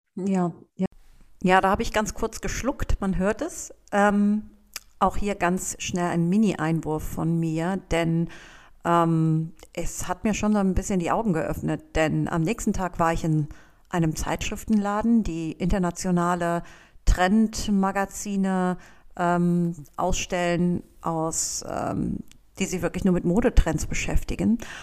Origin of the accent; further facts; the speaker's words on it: Cologne, North Rhine-Westphalia, Germany; ich bin ein Stadtkind, ich bin in der Stadt aufgewachsen, in Köln